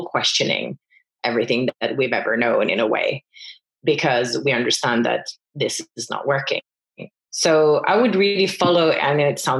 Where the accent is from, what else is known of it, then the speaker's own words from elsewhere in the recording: France; moved away as an adult; also born or lived in Finland; I grew up in France. I'm Finnish originally, grew up in France, and then I came to Finland